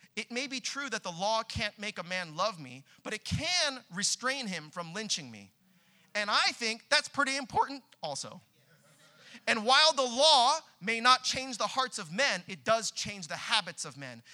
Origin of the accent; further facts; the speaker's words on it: Southern California, United States; now in Boston, United States; we're both from Southern California